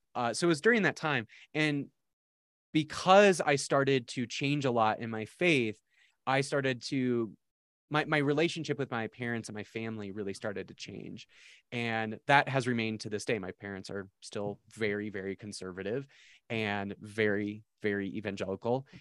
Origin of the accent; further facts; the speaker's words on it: South Dakota, United States; I grew up in South Dakota